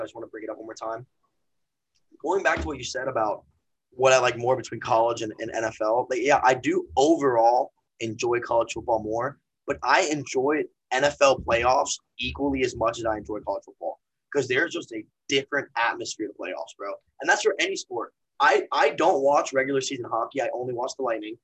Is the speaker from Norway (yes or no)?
no; Tampa, Florida, United States; I knew his son growing up in Tampa